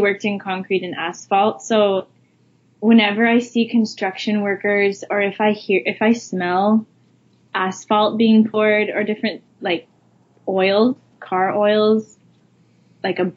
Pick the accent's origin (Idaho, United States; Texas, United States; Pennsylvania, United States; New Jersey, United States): Idaho, United States; now in Hawaii, United States; I'm from Idaho originally.